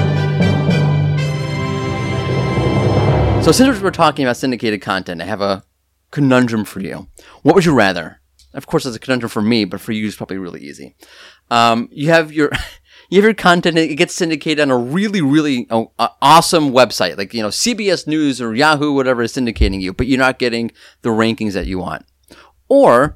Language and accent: English; New York, United States; I'm from New York.